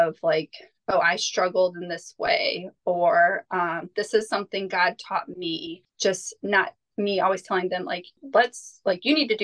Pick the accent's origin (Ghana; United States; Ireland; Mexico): United States; as an American homeschooling mom of five